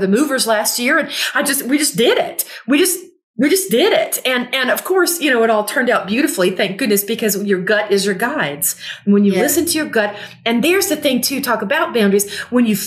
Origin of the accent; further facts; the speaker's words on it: Gulfport, Mississippi, United States; now in Southern California, United States; I'm from Gulfport, Mississippi